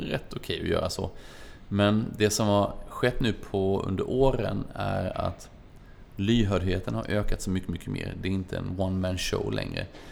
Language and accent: Swedish; Småland, Sweden; som den smålänning man är